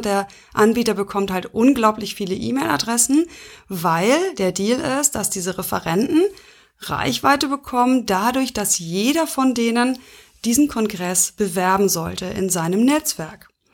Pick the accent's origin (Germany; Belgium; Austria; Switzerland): Germany; Schleswig-Holstein; bei uns in Schleswig-Holstein